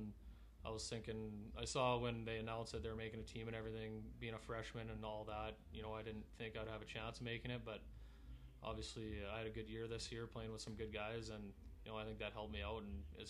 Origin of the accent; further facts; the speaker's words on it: Portage la Prairie, Manitoba, Canada; moved away as an adult; now in Minot, United States; from Portage Prairie, Manitoba.